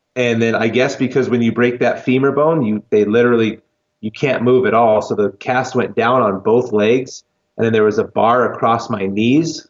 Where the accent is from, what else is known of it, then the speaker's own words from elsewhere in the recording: Lancaster, California, United States; now in Colorado Springs, United States; I grew up in California, okay. in the desert of Lancaster, California, which is Los Angeles County